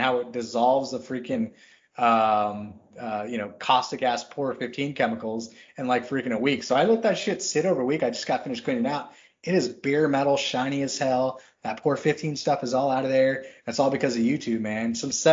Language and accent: English; Texas, United States; I grew up in Texas